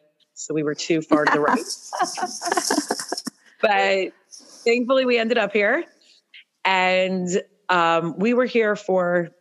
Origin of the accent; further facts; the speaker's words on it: Toronto, Ontario, Canada; now in Norfolk; I grew up in Toronto